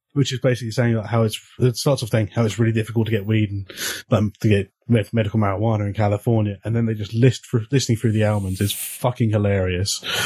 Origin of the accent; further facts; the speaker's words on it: England, United Kingdom; I'm English